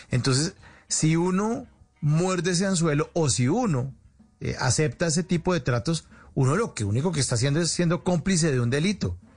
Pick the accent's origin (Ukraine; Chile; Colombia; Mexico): Colombia; O sea, uno también como colombiano o como pues personaje ciudadano normal se está prestando para un delito.